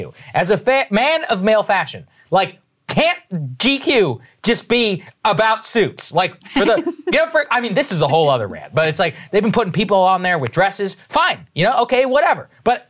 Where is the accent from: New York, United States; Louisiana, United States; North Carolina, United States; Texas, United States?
Texas, United States; I remember I came from Texas, not at the best fashion standards, moved to the East Coast, and I had a black suit.